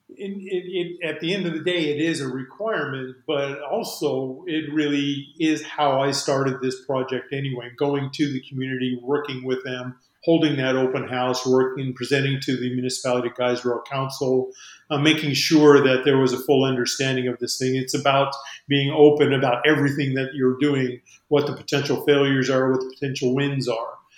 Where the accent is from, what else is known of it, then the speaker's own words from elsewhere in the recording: Albuquerque, New Mexico, United States; I'm from Albuquerque area